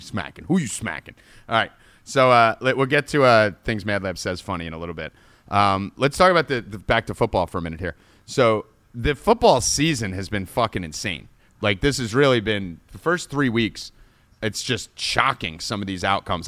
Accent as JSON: {"language": "English", "region": "New Jersey", "country": "United States", "tie": "born or raised there", "said": "growing up in Jersey, the Italian mafia mentality that everyone has here"}